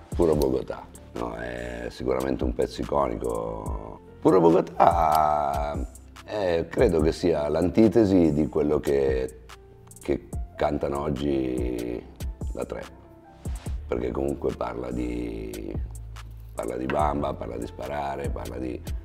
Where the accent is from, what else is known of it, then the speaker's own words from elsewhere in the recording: Milan, Lombardy, Italy; sono nato a Milano, sono cresciuto a Milano